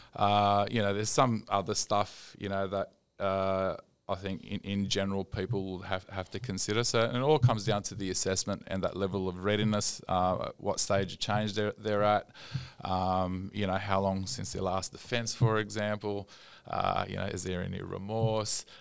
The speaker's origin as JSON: {"language": "English", "town": "Sydney", "region": "New South Wales", "country": "Australia", "tie": "born or raised there", "said": "I grew up in Sydney"}